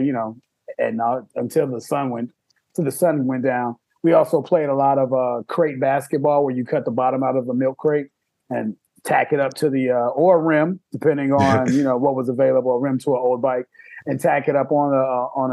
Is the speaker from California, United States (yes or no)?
no; Chicago, Illinois, United States; growing up in Chicago, I mean, you know, it's a big city